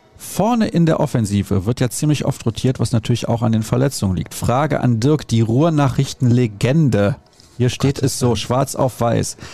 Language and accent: German; Solingen, North Rhine-Westphalia, Germany; ich bin in Solingen aufgewachsen, da gab es die Nähe zu Köln halt einfach